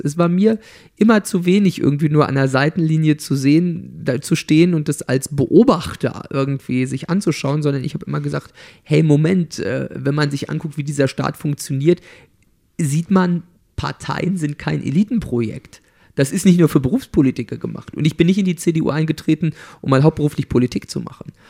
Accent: Torgelow, Mecklenburg-Vorpommern, Germany; also born or lived in Ueckermünde; in Torgelow und in Öckermünde, wo ich groß geworden bin

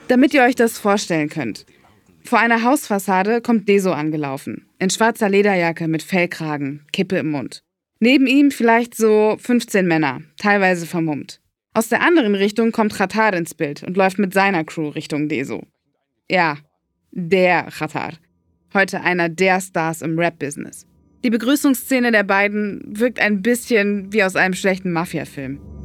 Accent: Berlin, Germany; Ich bin in Berlin geboren und aufgewachsen

